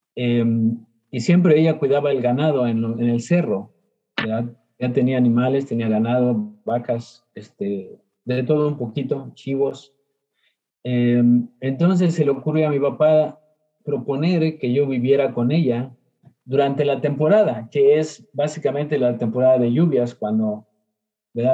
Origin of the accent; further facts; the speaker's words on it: Mexico; now in Houston, United States; a los nueve años, em, por problemas de salud, este, mi padre tuvo que mover a la familia, ¿verdad? A, este, em, a la Mixteca, que es parte de lo que es Oaxaca y Puebla